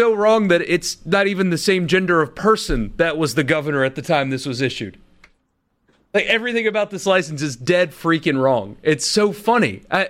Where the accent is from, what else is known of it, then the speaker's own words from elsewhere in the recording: Florida, United States; moved away as an adult; I was from Florida until I turned 21.